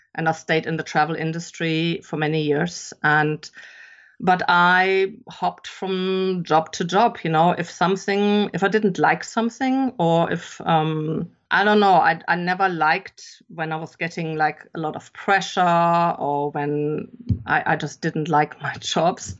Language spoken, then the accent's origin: English; Germany; English is a second language; moved away as an adult; also born or lived in England; I'm actually German. I grew up in Germany and I've spent most of my adult life living abroad, though